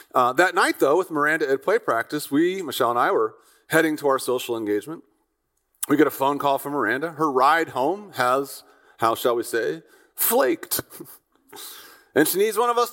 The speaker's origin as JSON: {"language": "English", "region": "Midwest", "country": "United States", "said": "I'm an American from the conservative Midwest"}